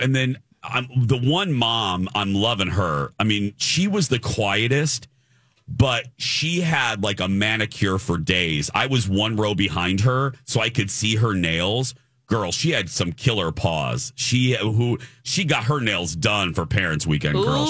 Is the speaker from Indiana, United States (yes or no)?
yes; Michigan City, Indiana, United States; Michigan City, Indiana, my hometown.